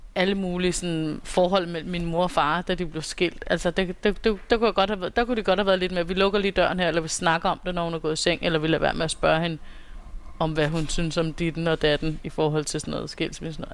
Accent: Copenhagen, Capital Region of Denmark, Denmark; Jeg er her fra København.

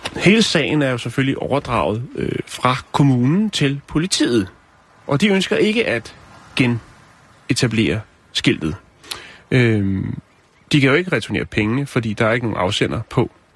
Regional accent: Denmark; der, hvor jeg kommer fra, der cyklede vi ned til noget, der hedder Tusind Ting i Lønby

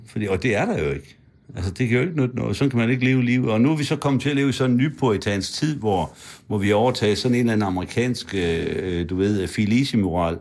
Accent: Frederikshavn, North Denmark Region, Denmark; moved away; Jeg voksede op uden for Frederikshavn og i Frederikshavn

